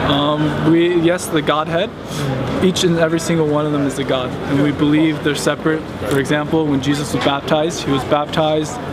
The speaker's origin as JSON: {"language": "English", "country": "Austria", "tie": "born or raised there", "second_language": "English", "said": "I was born here."}